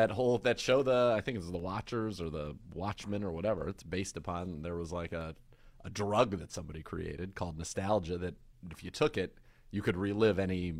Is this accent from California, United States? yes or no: yes; California, United States; as a kid growing up in the Bay Area